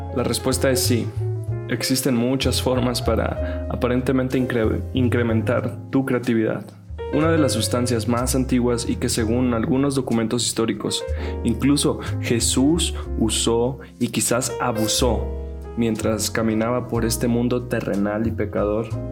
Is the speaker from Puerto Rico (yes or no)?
no; Sonora, Mexico; Como hombre sonorense, norteño